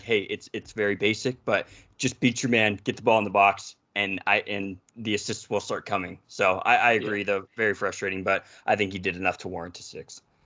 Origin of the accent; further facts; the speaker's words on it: United States; accent: American; my American accent